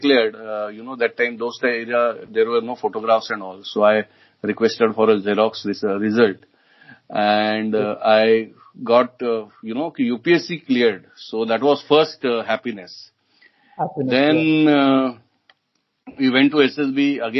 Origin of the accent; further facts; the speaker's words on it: Mumbai, Maharashtra, India; I was from Mumbai